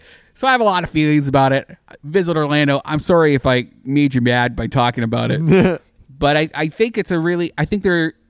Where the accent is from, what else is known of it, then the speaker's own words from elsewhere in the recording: Canada; moved away; Well, I'm Canadian